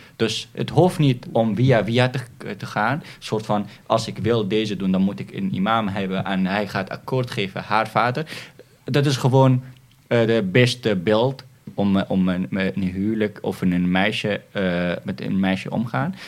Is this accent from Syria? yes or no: yes; Syria; now in Netherlands; wij als Syriërs